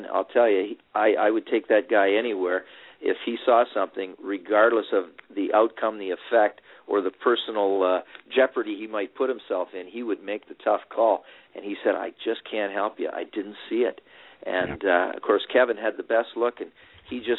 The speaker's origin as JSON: {"language": "English", "town": "Sarnia", "region": "Ontario", "country": "Canada", "tie": "born or raised there", "said": "my hometown of Sarnia"}